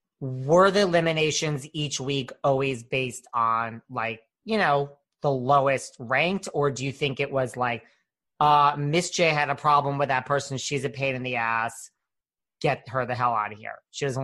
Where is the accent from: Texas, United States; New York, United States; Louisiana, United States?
New York, United States; I'm from New York. I have a filthy mouth.